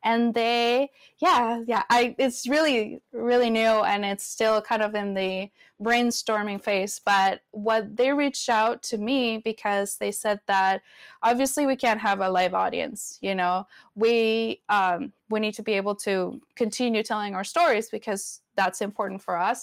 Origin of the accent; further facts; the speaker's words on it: Venezuela; first language Spanish; English is a second language; also born or lived in Florida; now in Portland, United States; I grew up in Venezuela